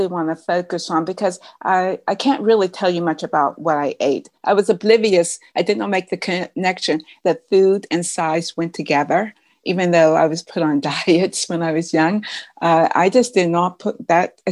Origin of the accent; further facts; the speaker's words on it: Pittsburgh, Pennsylvania, United States; also born or lived in St. Louis, Missouri; I am from Pittsburgh, even though right now I'm in St. Louis, Missouri